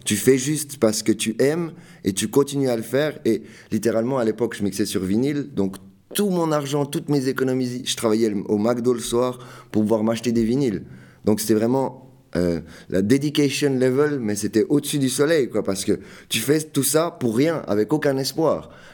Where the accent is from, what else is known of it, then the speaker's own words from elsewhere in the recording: Fribourg, Switzerland; je viens de Fribourg